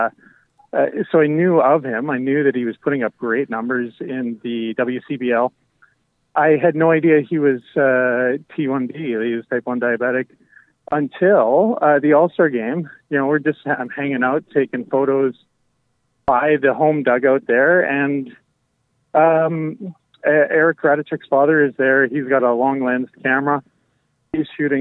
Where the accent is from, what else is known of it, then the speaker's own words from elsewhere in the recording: Medicine Hat, Alberta, Canada; I grew up in Medicine Hat